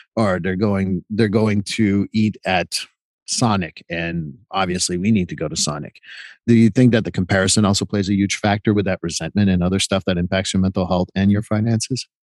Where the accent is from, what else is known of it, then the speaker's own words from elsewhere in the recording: Montreal, Quebec, Canada; also born or lived in Vermont; now in United States; I'm from Montreal